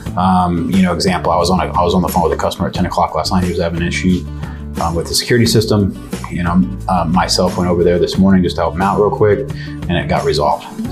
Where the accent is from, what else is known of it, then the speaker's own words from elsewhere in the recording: San Antonio, Texas, United States; born and raised